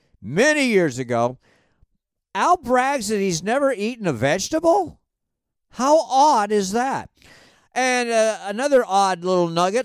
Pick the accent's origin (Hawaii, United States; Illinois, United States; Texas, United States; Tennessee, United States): Hawaii, United States; Honolulu; I am from Kaimuki, Hawaii.